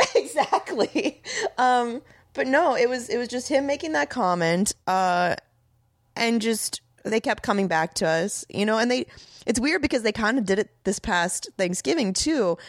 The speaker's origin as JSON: {"language": "English", "town": "Tampa", "region": "Florida", "country": "United States", "tie": "born or raised there", "also_born_or_lived": "Miami", "said": "raised in Tampa"}